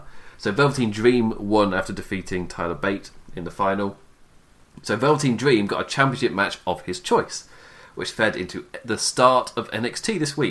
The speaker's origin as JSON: {"language": "English", "region": "England", "country": "United Kingdom", "said": "I'm English. I don't watch the Super Bowl. There are lots of people in England who do watch Super Bowl, by the way."}